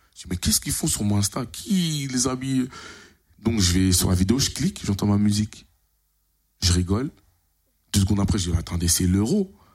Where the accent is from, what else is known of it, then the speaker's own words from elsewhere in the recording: Creil, Hauts-de-France, France; je dis Creil, Picardie